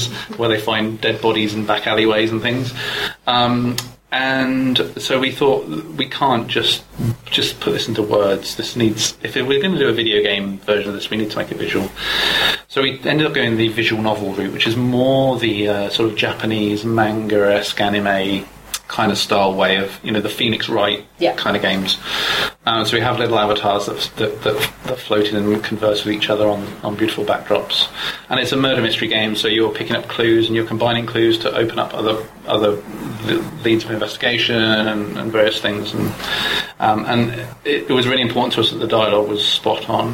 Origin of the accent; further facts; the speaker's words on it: Oakley, South East England, United Kingdom; I grew up just outside Oxford